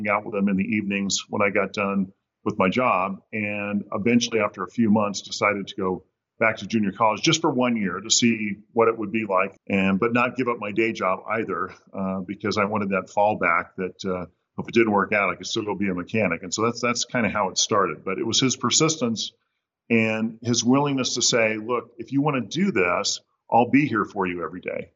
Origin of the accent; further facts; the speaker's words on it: Southern California, United States; I grew up in Southern California